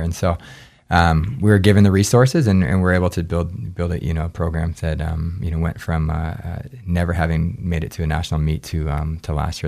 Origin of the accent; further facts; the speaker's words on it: Anchorage, Alaska, United States; moved away as an adult; also born or lived in New Hampshire / Gunnison, Colorado; actually born in New Hampshire, but, um, but I moved to Alaska when I was too. So I grew up in Alaska